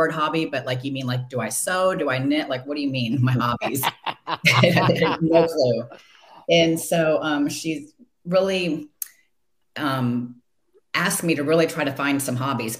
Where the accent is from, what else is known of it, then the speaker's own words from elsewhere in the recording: Detroit, Michigan, United States; I was born in Detroit, so we like Michigan